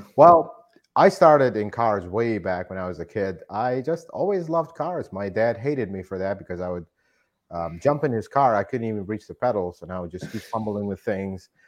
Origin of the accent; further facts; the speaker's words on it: Iraq; moved away as an adult; now in United States; I am not originally from here. I'm from Iraq. I immigrated here